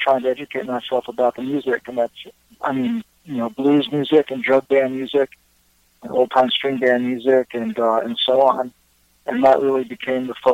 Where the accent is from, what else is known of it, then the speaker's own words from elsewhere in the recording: New York City, New York, United States; I'm from New York City. I grew up in downtown Manhattan in Greenwich Village